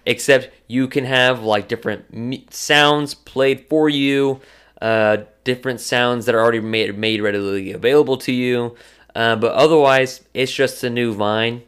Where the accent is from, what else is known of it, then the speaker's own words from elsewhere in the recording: Purcell, Oklahoma, United States; I grew, was growing up in Purcell, Go Dragons